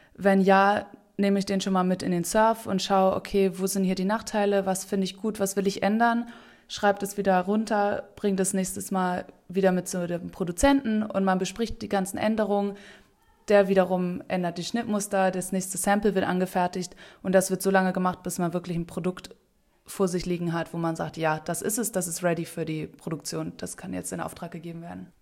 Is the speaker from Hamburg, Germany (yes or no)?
yes; Hamburg, Germany; moved away as an adult; now in Bali, Indonesia; ich komme ursprünglich aus Hamburg